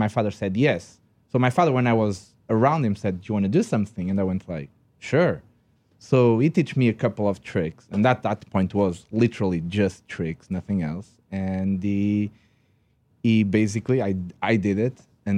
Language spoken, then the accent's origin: English; Portugal; English is a second language; In Portugal. {S5} Okay. {S6} Yes, I'm Portuguese. By the way, if you didn't notice that I don't speak English correctly, I'm Portuguese.